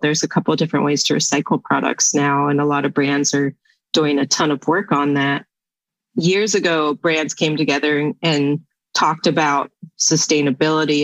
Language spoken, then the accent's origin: English; West Virginia, United States; Growing up in West Virginia, it's a natural resource state.